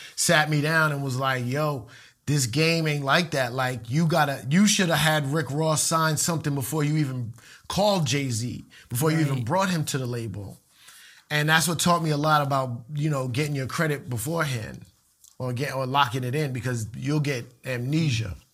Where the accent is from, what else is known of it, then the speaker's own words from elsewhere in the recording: Puerto Rico; a lot of Puerto Ricans like me